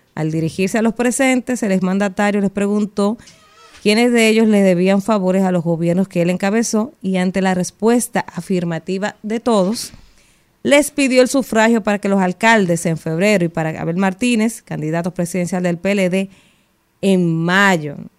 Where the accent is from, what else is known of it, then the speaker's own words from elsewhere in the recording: Dominican Republic; como dominicano